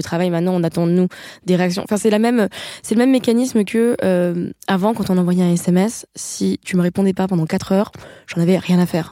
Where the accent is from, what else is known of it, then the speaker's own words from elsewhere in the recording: Paris, Île-de-France, France; je suis parisienne